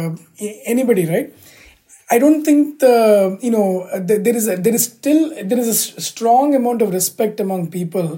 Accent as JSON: {"language": "English", "country": "India", "tie": "born or raised there", "moved": "as an adult", "lives_now": "United States", "said": "where we grew up, like India, right? By the way, even today I'm an Indian citizen."}